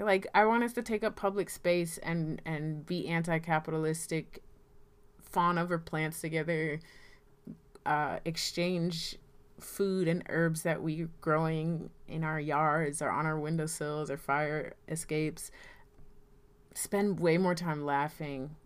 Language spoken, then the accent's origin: English; Rocky Mount, North Carolina, United States; moved away; I am from Rocky Mount, North Carolina, and, um, I'm living back here now